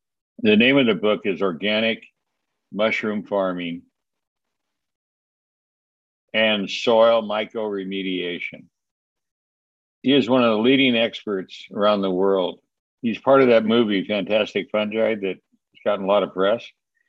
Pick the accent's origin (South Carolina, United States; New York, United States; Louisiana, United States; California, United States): California, United States; I came from Southern California. So it was pretty exciting.